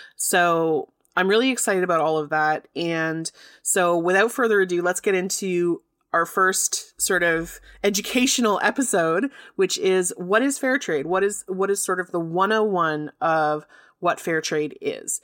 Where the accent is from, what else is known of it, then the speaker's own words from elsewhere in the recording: Canada; accent: Canadian; I'm in Canada